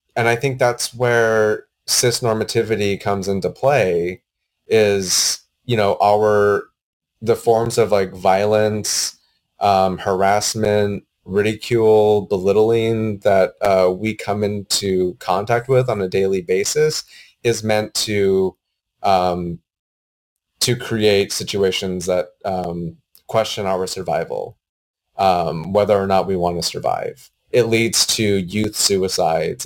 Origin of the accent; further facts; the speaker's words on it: Gallup, New Mexico, United States; now in Portland, United States; I grew up in Gallup, New Mexico